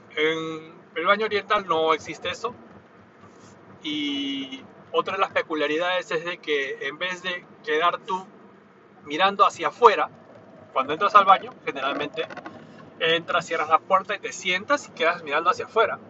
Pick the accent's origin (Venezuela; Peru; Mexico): Peru; now in Japan; en mi país natal, que es Perú